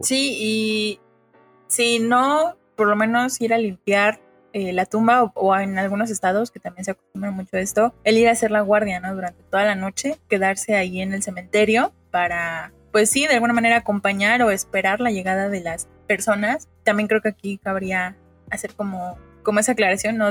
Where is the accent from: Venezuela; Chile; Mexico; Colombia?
Mexico; como mexicanos